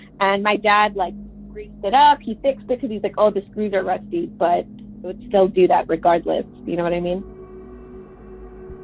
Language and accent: English; Texas, United States; also born or lived in Minnesota; I'm from Texas